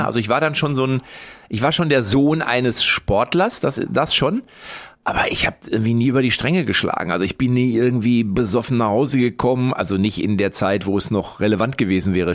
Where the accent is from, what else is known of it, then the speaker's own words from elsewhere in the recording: Lippstadt, North Rhine-Westphalia, Germany; in Lippstadt, wo ich herkomme